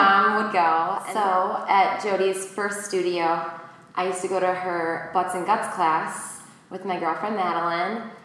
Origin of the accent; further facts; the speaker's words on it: Shorewood, Illinois, United States; I'm also from Shorewood, where the other studio is